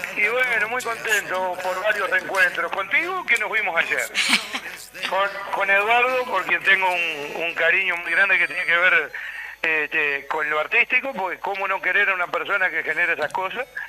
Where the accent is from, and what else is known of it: Uruguay